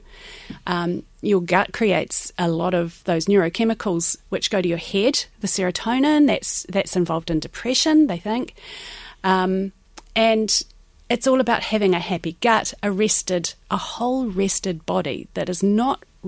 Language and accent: English; New Zealand; moved away as an adult; now in Ireland; I am from New Zealand